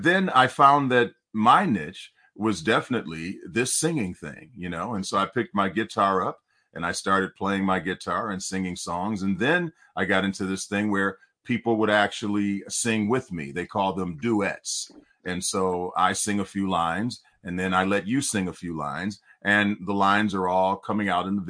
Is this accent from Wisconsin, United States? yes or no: no; Detroit, Michigan, United States; now in California, United States; I'm from Detroit, Michigan